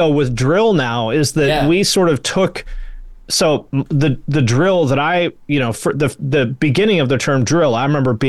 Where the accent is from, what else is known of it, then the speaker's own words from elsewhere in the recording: Seattle, Washington, United States; I'm from the Seattle area.